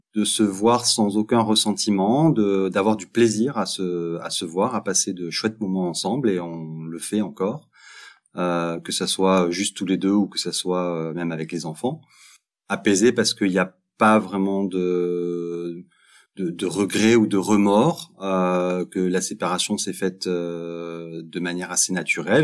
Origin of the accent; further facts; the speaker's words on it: Montpellier, Occitania, France; moved away as an adult; now in Belgium; je suis français, je viens de Montpellier et je vis en Belgique depuis une quinzaine d'années.